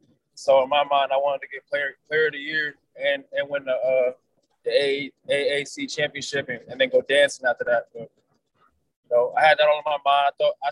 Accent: New Jersey, United States; You know, I'm from North Jersey. We're not really like, we want to say hi and everything there.

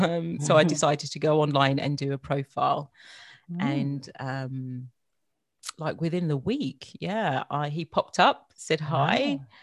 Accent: London, United Kingdom; now in Australia; I want to keep and maintain my accent. So, yeah, I'm born and bred in London. Mm-hmm. And I moved to Australia 10 years ago.

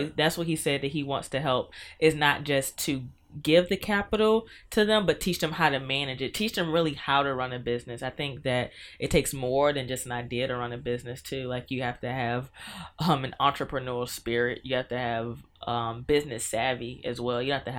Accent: Norfolk, Virginia, United States; I was raised in Norfolk. I always am happy when I get to rep Norfolk. But yeah, I was raised in Norfolk.

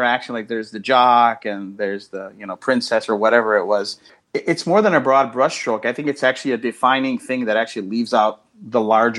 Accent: Midwest, United States; I'm the son of immigrants who came from Mexico in the 50s and I was raised in the Midwest. And you know, I was 16, 17 or whatever when The Breakfast Club and all that stuff came out.

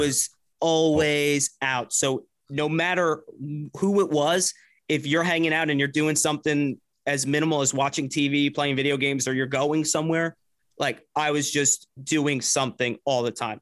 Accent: New Jersey, United States; I grew up in Jersey

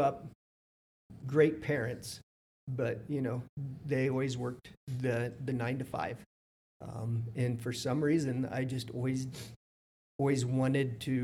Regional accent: Fredericktown, Ohio, United States; also born or lived in Columbus, Ohio; I was born in Fredericktown, Ohio. Yeah, I grew up in Fredericktown

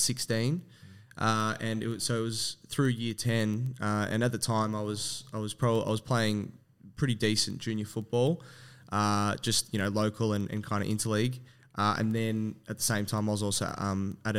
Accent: Melbourne, Victoria, Australia; also born or lived in Werribee / Newport; So I have always been Western Suburbs. So early on, I actually grew up in Werribee early on, and then probably when I was 11, moved to Newport, and then from 11 until 25, I was kind of Newport, Altona North, Yarraville.

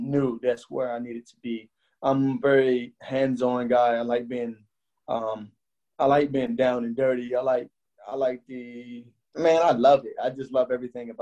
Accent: United States; I'm American

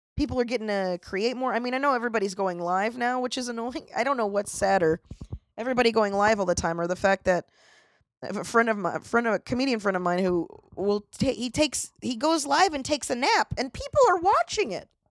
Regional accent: Florida, United States; I'm from Florida

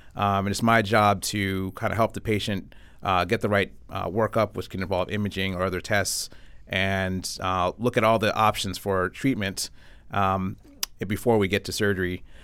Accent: Avon, Connecticut, United States; moved away as an adult; I was born and raised in Connecticut, grew up not too far, uh, in Avon, went to Avon Public Schools

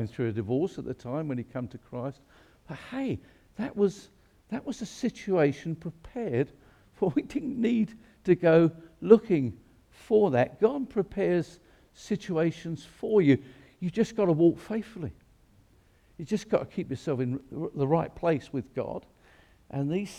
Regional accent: England, United Kingdom; We don't do that in England

